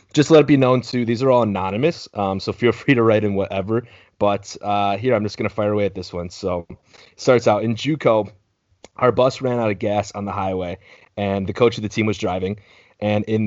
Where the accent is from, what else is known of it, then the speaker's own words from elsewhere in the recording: Midwest, United States; we grew up in the Midwest